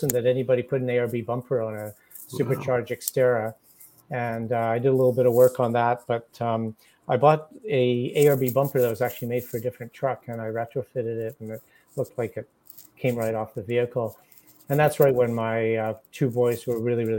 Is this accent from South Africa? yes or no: no; North Vancouver, British Columbia, Canada; also born or lived in The Hague, Netherlands; I was born in North Vancouver in British Columbia.